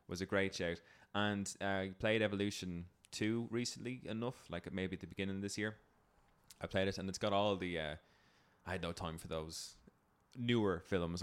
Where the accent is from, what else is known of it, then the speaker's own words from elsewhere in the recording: Ireland; as an Irish person